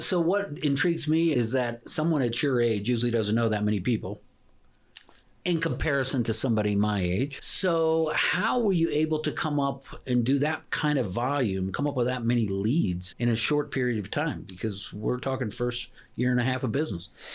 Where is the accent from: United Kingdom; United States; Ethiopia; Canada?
United States; Baltimore, Maryland; I'm a from Baltimore area